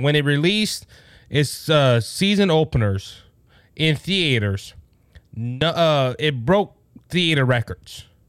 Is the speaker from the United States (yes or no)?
yes; United States; as American citizens